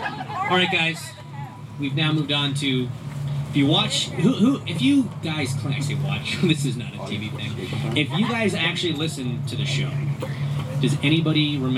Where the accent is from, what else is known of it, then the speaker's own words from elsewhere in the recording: Canada; I'm from Canada.